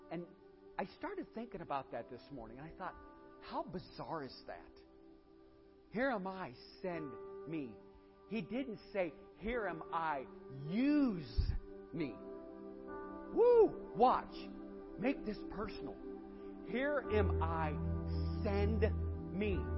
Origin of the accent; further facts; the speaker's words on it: Lakewood, Ohio, United States; This ain't our church. We're from Lakewood, Ohio.